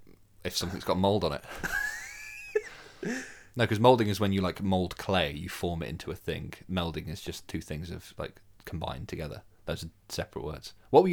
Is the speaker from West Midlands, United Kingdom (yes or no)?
yes; Birmingham, West Midlands, United Kingdom; I'm from Birmingham. So film people have said that. I deny it. but I think my accent has definitely become lost over time.